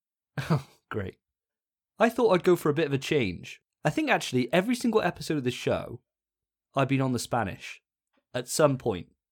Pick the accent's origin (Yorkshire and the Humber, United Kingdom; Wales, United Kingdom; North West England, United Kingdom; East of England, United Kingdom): Wales, United Kingdom; Welsh; I'm a Welsh boy